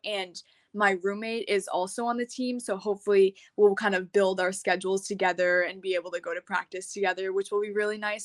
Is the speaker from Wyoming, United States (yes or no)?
no; Massachusetts, United States; I'm from Massachusetts, and I just graduated high school on Saturday